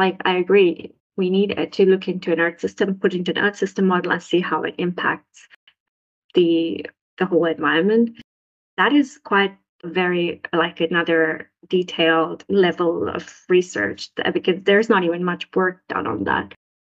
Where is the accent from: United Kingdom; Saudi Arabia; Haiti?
Saudi Arabia; also born or lived in Sri Lanka; now in Finland; And I am from Sri Lanka, but I grew up in Saudi Arabia.